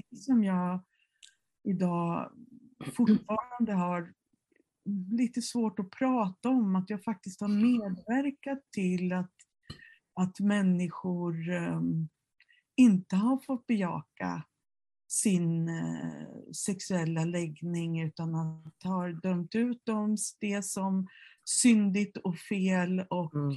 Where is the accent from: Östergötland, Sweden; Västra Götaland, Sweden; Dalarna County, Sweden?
Dalarna County, Sweden; Mora; i Mora, där jag växte upp